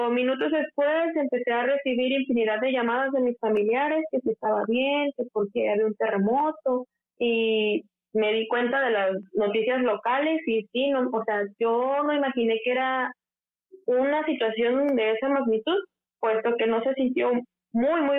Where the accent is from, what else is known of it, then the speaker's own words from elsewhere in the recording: Guerrero, Mexico; moved away as an adult; now in Turkey; yo soy mexicana, soy del estado de Guerrero. En mi estado es muy común que tiemble